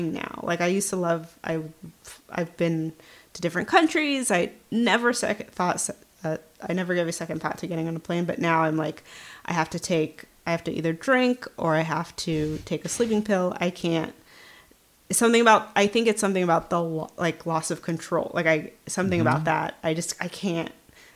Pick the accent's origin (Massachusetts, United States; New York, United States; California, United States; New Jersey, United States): California, United States; the San Fernando Valley; I grew up in the Valley